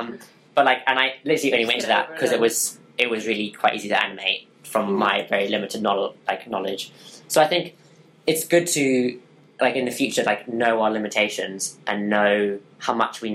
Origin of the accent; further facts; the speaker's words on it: Zimbabwe; I'm from Zimbabwe.